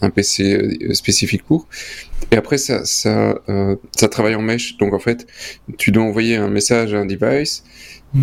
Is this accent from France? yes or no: no; Belgium